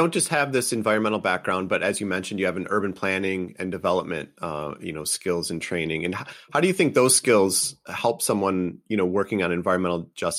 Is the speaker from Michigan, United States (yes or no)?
yes; Detroit, Michigan, United States; I grew up in the Detroit area